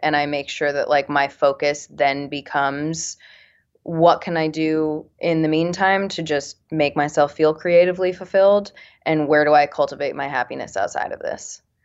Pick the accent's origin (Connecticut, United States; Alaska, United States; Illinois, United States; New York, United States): Connecticut, United States; moved away; I'm from Connecticut